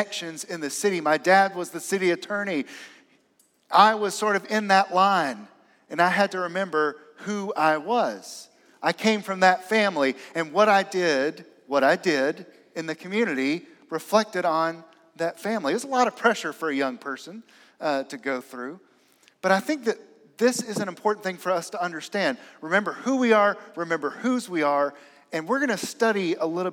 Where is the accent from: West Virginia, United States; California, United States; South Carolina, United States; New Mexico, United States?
South Carolina, United States; Aiken; growing up in Aiken, South Carolina.